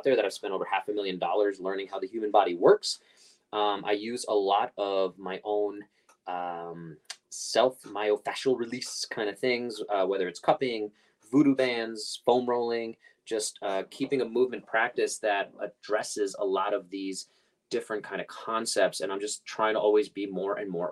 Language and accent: English; New York City, New York, United States; moved away; I grew up Coney Island in Brooklyn